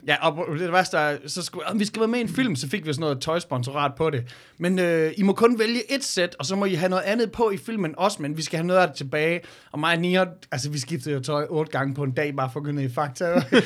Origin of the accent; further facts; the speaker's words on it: Jutland, Denmark; som jyder